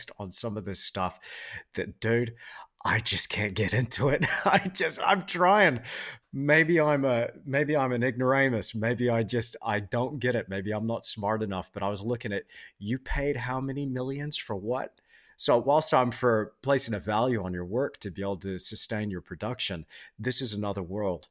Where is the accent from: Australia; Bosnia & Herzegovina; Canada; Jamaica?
Australia; Perth, Western Australia; I grew up in Perth in Western Australia